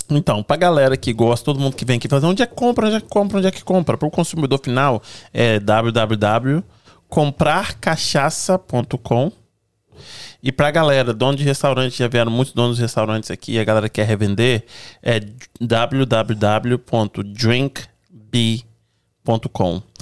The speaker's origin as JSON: {"language": "Portuguese", "region": "Espírito Santo", "country": "Brazil", "said": "O negócio é que eu sou, eu sou capixaba. E aí a gente, do, do Espírito Santo, a gente fala que a gente não tem sotaque."}